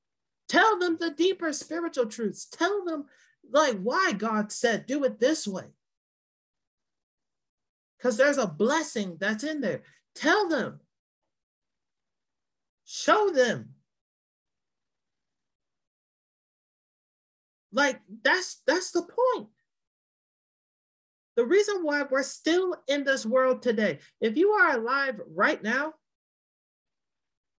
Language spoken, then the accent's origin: English; Virginia, United States; moved away; I used to do Young Life back in my home state of Virginia